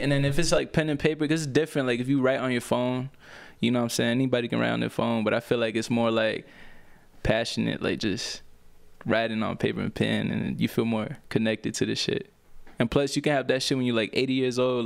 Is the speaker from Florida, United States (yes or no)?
yes; Orlando, Florida, United States; also born or lived in Puerto Rico; I grew up in Orlando, man. I basically went there when I was, like, four years old